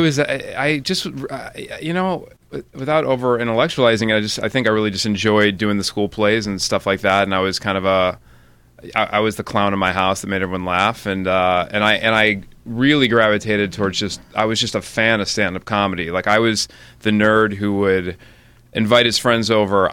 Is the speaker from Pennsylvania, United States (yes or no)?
no; Highland Park, Illinois, United States; I grew up in Highland Park, which is about a half hour north of the city